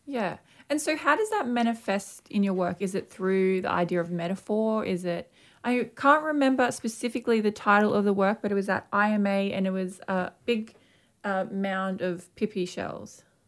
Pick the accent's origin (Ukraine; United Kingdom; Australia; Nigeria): Australia; Brisbane, Queensland; a young Aboriginal artist and particularly female artist growing up in Mianjin